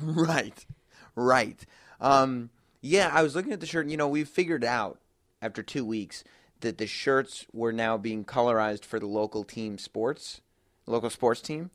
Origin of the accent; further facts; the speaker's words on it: New York, United States; Katie and me, uh, obviously we're both from New York. That's where we usually do the show.